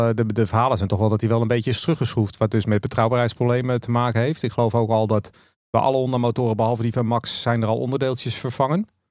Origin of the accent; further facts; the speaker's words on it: Netherlands; als Nederlander